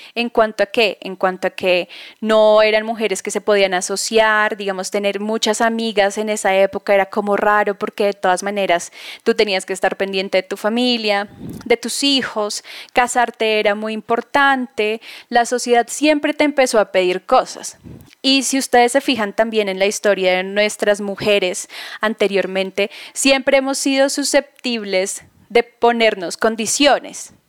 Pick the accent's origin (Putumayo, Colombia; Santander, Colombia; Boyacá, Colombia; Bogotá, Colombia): Bogotá, Colombia; moved away as an adult; Estoy basada ahora en Bogotá, soy bogotana, viví ocho años fuera del país